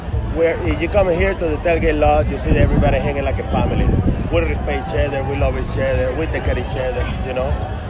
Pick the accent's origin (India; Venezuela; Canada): Venezuela; English is a second language; moved away as an adult; also born or lived in Miami; now in Salt Lake City, United States; I'm originally from Venezuela. I'm a mix between Venezuelan and Spanish.